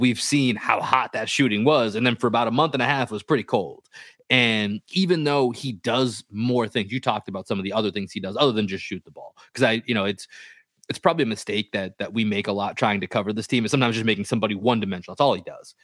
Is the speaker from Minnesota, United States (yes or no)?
no; Boston, Massachusetts, United States; growing up in Boston